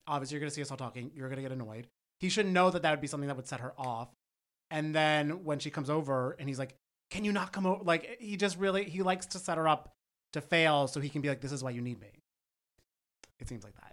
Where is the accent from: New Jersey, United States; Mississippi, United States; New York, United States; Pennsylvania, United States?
New Jersey, United States; I am from Jersey. I went to the same public schools that all of this cast